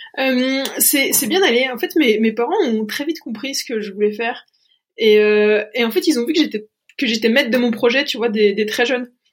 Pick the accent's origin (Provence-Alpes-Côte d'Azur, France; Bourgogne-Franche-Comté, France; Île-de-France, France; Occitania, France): Bourgogne-Franche-Comté, France; Mouthe; also born or lived in Pontarlier; j'ai grandi à Mout